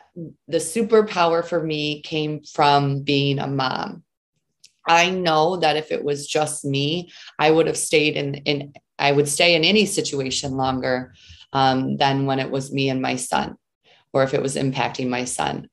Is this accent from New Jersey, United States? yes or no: no; Southeastern Michigan, United States; I grew up in Southeastern Michigan um, you know, lived with my family there, was raised there